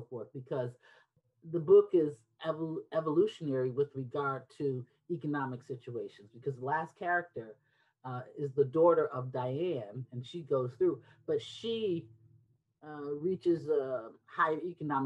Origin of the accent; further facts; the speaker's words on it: Detroit, Michigan, United States; Because I grew up in Detroit, and I grew up with seven